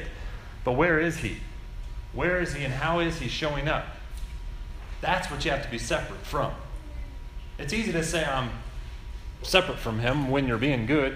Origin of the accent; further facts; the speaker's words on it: United States; As Americans